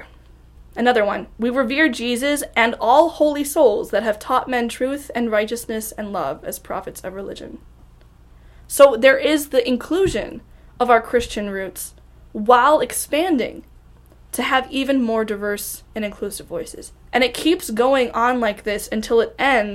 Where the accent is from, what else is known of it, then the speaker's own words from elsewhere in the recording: Ohio, United States; born and raised in Ohio